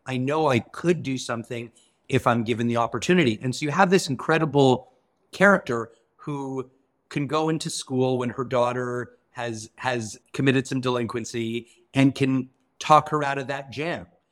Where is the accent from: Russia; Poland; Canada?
Canada; as a Canadian who comes from a very different system